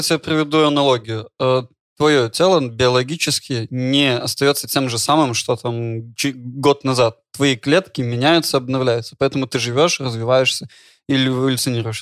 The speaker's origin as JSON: {"language": "Russian", "country": "Belarus", "also_born_or_lived": "Ukraine", "moved": "yes", "said": "я из Беларуси"}